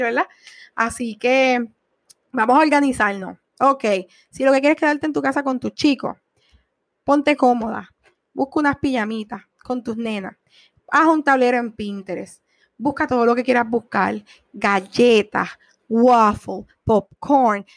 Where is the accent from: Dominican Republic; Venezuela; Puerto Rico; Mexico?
Puerto Rico; estamos en Puerto Rico